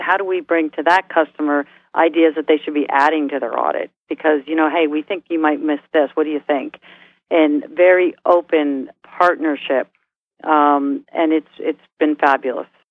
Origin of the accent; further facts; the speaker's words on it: New York, United States; moved away; also born or lived in Midwest; I'm a New Yorker